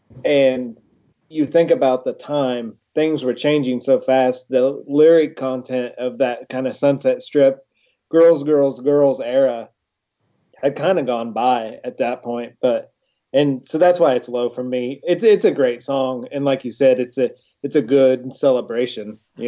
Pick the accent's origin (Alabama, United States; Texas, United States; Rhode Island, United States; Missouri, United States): Missouri, United States; St. Joseph; my hometown of St. Joe